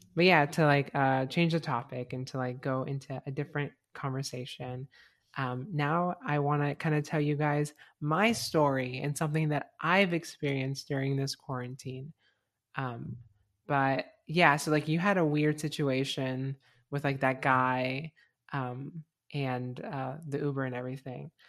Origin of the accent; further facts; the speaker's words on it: Fort Myers, Florida, United States; moved away; where I grew up, like, my, like, my high school was, like, complete, like, very, like, and conservative.